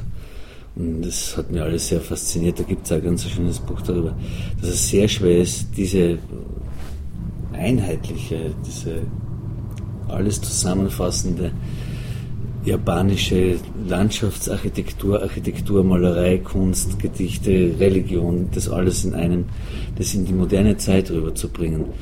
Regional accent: Schwanberg, Styria, Austria; moved away; in meiner Heimat, in meinem Heimatdorf in Schwanberg

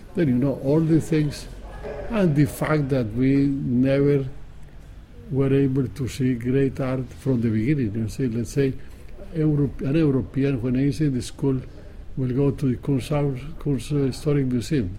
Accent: Colombia; moved away as an adult; I live in Colombia only when I was a young man. Because uh, at 19 I left

